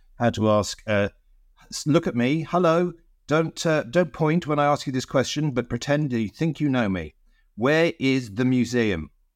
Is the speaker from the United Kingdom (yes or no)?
yes; London, United Kingdom; the church where I grew up in North London